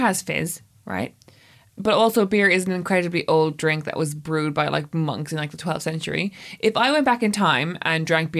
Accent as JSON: {"language": "English", "country": "Ireland", "said": "I'm the Irish person in the room"}